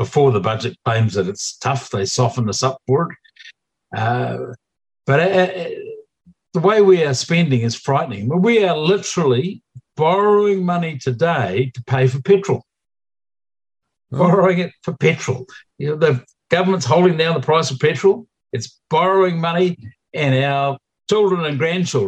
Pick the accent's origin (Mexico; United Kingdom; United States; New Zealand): New Zealand; New Zealanders